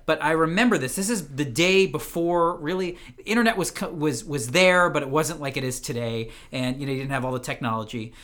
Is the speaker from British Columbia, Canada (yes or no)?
no; Ottawa, Ontario, Canada; originally born and raised in Ottawa, Canada